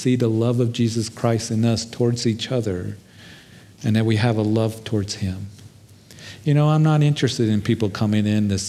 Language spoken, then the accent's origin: English; Kansas, United States; when I was a kid, growing up in Kansas